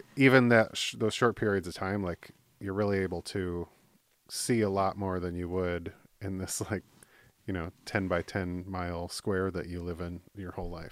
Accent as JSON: {"language": "English", "region": "Midwest", "country": "United States", "also_born_or_lived": "Michigan / California", "moved": "yes", "said": "I'm in the Midwest"}